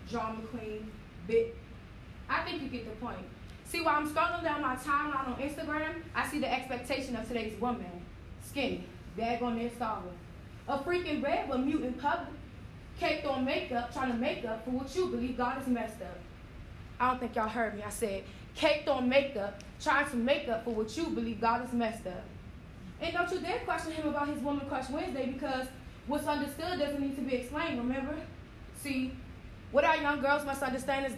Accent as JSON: {"language": "English", "region": "Georgia", "country": "United States", "said": "I'm from Georgia"}